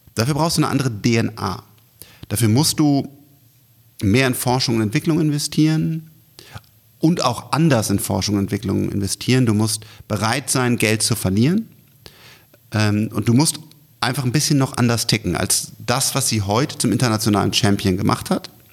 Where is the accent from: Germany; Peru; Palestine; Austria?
Germany; wir als, als Deutsche